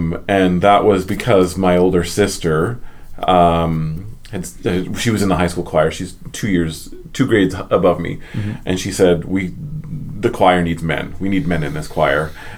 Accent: Edmonton, Alberta, Canada; I grew up mainly in Alberta and mainly in Edmonton

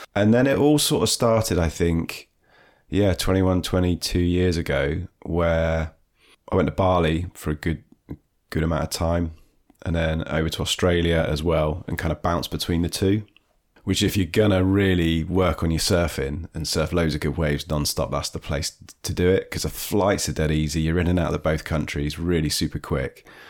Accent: Devon, South West England, United Kingdom; also born or lived in Dorset; I grew up in Dorset originally, but was, spent most of my time in Devon

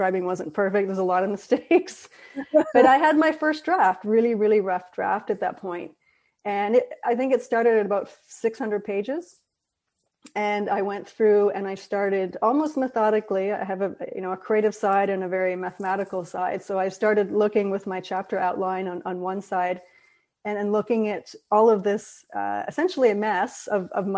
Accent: Belfast, Northern Ireland, United Kingdom; growing up in Ireland, which is a country divided, still is today, but to a much lesser degree than it was before, by religion and politics, and specifically Belfast

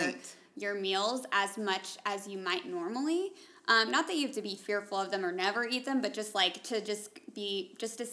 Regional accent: Atlanta, Georgia, United States; moved away as an adult; now in Kansas, United States; growing up in Atlanta, nobody ever bought cows like that.

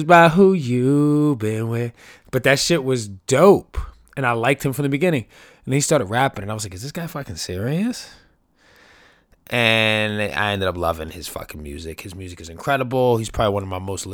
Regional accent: New York City, New York, United States; born and raised in New York City

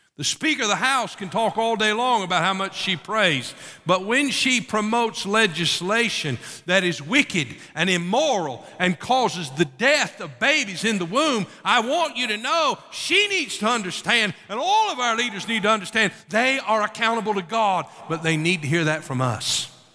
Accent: United States; as American citizens

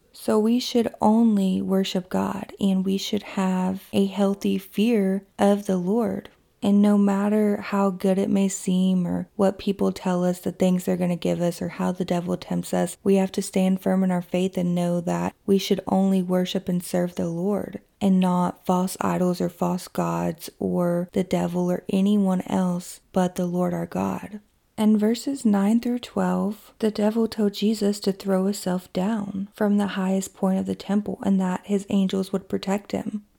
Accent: Kentucky, United States; my hometown in Kentucky

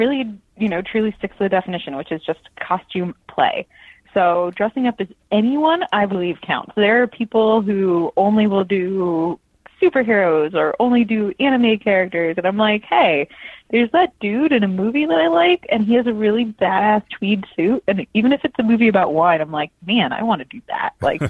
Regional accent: Washington, D.C. area, United States; So I grew up just outside D.C. My family's always been from D.C. as long as D.C. was D.C.

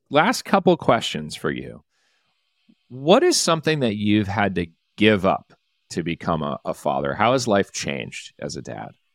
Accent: Detroit, Michigan, United States; I am from the Detroit area

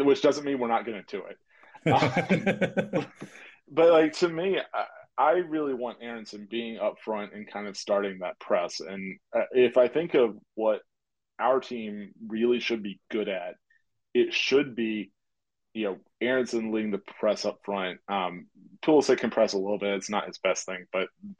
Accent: Southeast, United States; I grew up in the Southeast

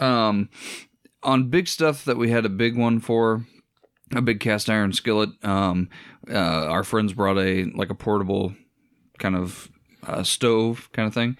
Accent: Iowa, United States; we're from Iowa

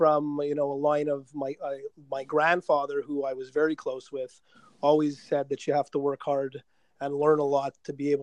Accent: Quebec, Canada; first language English; we're from Quebec, so we have predominantly French speaking people. And I was an English guy

